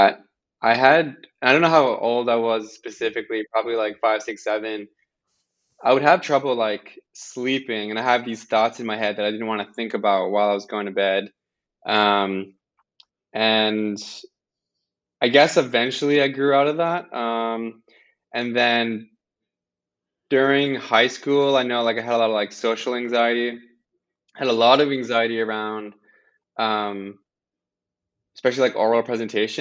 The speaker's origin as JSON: {"language": "English", "area": "Amiro's Hill", "region": "southwest Nova Scotia", "country": "Canada", "tie": "born or raised there", "moved": "as an adult", "lives_now": "Halifax, Canada", "said": "I grew up in a very small village called Amiro's Hill. It's a small Acadian village, about 20 minutes from Yarmouth in southwest Nova Scotia"}